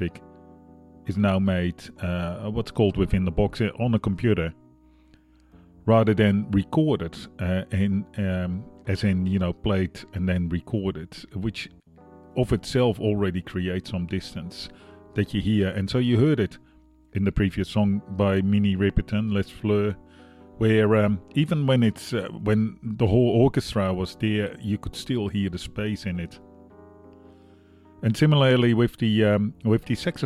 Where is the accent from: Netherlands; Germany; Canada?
Netherlands; now in Australia